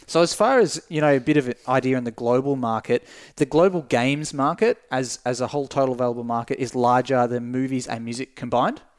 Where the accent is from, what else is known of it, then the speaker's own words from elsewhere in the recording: Tasmania, Australia; as a kid growing up in Tasmania